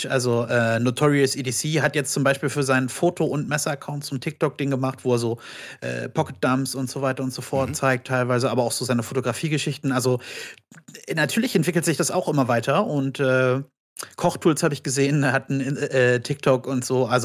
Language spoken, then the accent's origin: German; Brandenburg an der Havel, Brandenburg, Germany; Hier aus Brandenburg. Ach, was? Ich auch. Wie? Aus welcher Stadt? Ja, Brandenburg an der Havel. Oh mein Gott, ich auch.